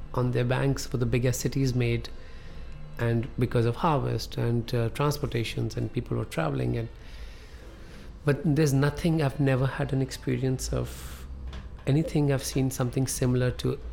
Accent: Amritsar, Punjab, India; English is a second language; moved away; also born or lived in New York City, United States; I'll go back to my hometown, Amritsar

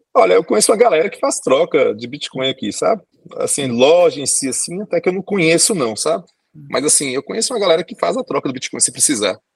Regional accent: Brazil; moved away as an adult; now in Asunción, Paraguay; eu mostro meu RG brasileiro

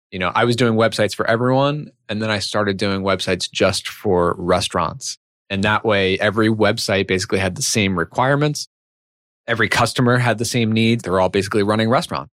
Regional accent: New York, United States; moved away as an adult; also born or lived in Chicago; now in Connecticut, United States; I'm from New York originally.

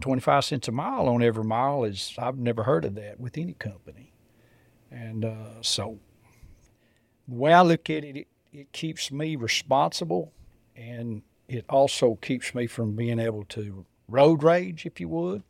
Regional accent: south of Lubbock, West Texas, United States; I grew up in West Texas, uh, just south of Lubbock, uh, in a farming community

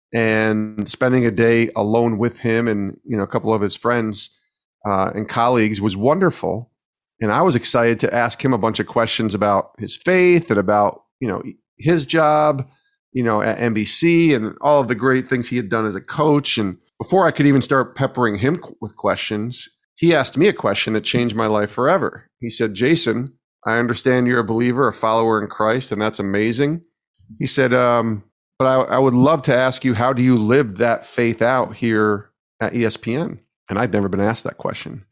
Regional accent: Albany, New York, United States; moved away as an adult; now in Connecticut, United States; I got a job in local radio in my hometown of Albany, New York

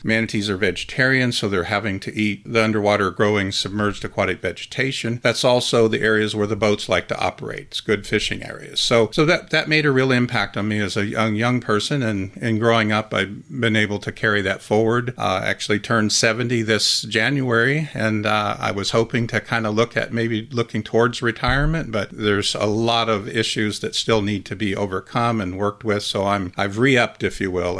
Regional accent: Midwest, United States; I grew up in the Midwest

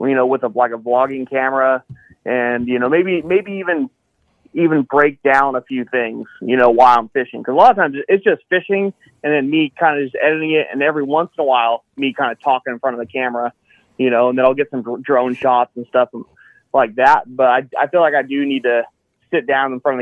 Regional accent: Citrus Heights, California, United States; also born or lived in Roseville, California; Citrus Heights, Warrenville, Roseville, kind of home area

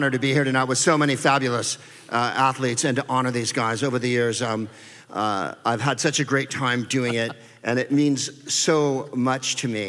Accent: San Carlos, California, United States; So I'm from the Bay Area. I'm from San Carlos, California, the whitest place on the face of the earth. Home of the Plain Yogurt Festival.

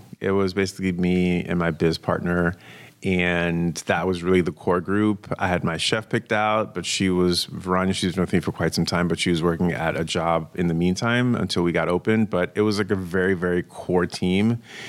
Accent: New York City, New York, United States; moved away as an adult; also born or lived in Brooklyn, New York; now in West Coast, United States; I was born in Brooklyn, raised in Queens.

